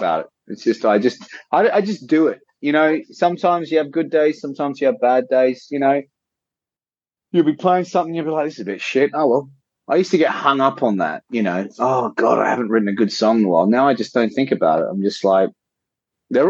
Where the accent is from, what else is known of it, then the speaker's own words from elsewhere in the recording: Australia; being a kid growing up in Australia